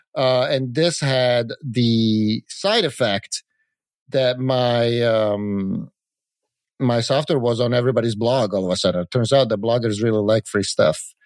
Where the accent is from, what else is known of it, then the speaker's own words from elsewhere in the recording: Italy; moved away as an adult; also born or lived in California; I grew up in Italy, and I moved to California to go to Silicon Valley